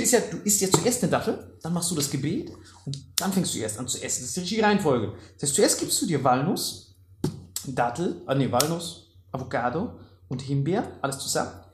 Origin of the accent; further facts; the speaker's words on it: Germany; Bei uns in Deutschland